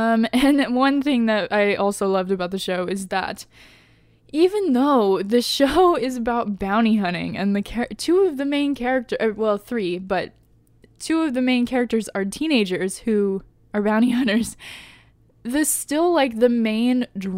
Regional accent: Indiana, United States; like it feels very Midwest for me because I grew up in Indiana

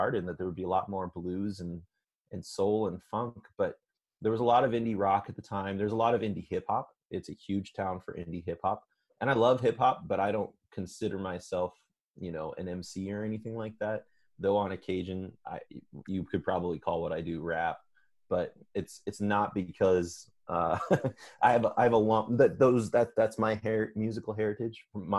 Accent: Midwest, United States; now in Los Angeles, United States; I love LA. It's been one of the things about growing up in the Midwest

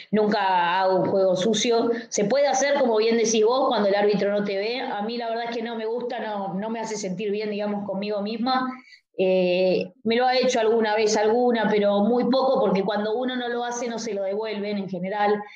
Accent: Argentina; como otra argentina

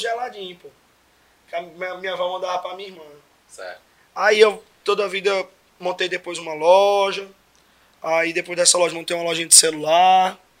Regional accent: Araguaína, Tocantins, Brazil; sou daqui de Araguaína, nasci aqui, sou tocantinense

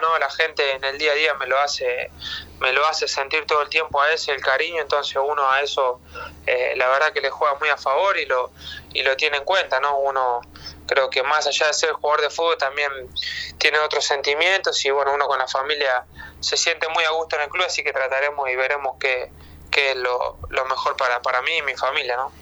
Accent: Argentina; born or raised there; moved away as an adult

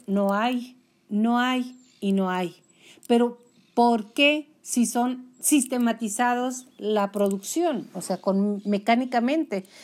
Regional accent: Mexico; somos mexicanos.

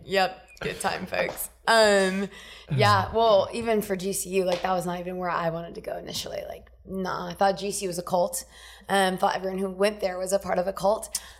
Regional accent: Cagayan de Oro, Northern Mindanao, Philippines; born there; I was born in the Philippines, small island, Cagayan de Oro. I'm Mindanao.

